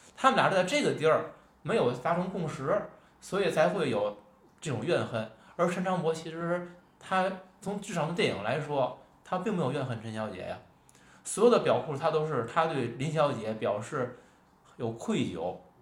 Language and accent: Chinese; Tianjin, China; accent: Tianjin dialect; 咱私下聊天儿，嗯。咱可能是说天津话